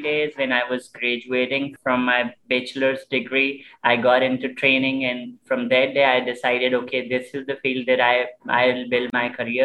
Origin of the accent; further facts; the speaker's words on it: Karachi, Sindh, Pakistan; I'm from Karachi, Pakistan